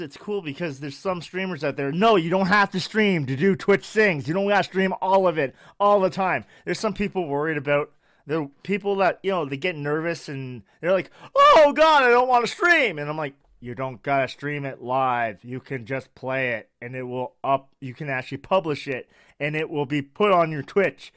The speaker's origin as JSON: {"language": "English", "country": "Canada", "said": "I'm Canada"}